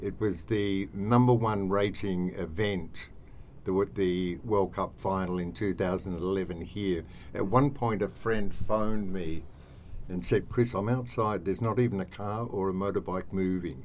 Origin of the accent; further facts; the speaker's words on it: Australia; moved away as an adult; now in Cambodia; being an Australian and with my event management background, which was Moomba, Ligon Street